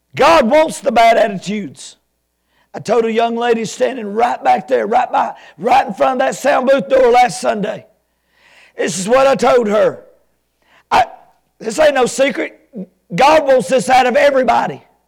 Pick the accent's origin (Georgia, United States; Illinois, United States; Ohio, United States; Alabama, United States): Alabama, United States